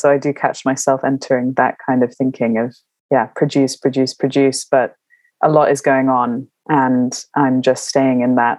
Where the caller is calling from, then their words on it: London, United Kingdom; I'm calling from London and I am well.